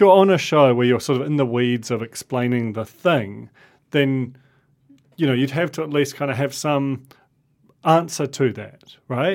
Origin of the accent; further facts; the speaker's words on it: England, United Kingdom; now in New Zealand; I grew up in England